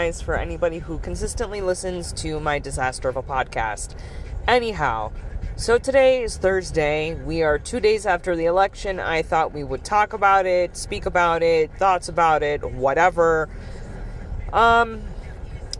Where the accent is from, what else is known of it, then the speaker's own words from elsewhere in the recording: United States; in the United States, being an American citizen